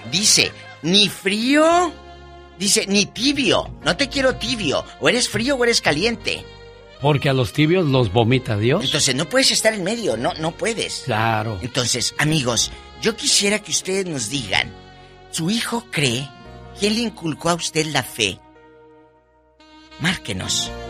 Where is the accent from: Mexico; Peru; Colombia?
Mexico; Matamoros, Tamaulipas; Muchas gracias, en Bronzeville, Texas y en mi tierra, Matamoros.